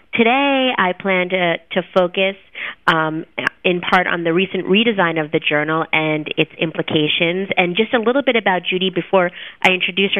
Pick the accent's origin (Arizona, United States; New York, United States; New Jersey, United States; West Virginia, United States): New Jersey, United States; now in Miami, United States; I'm from New Jersey, and I've decided that's too cold for me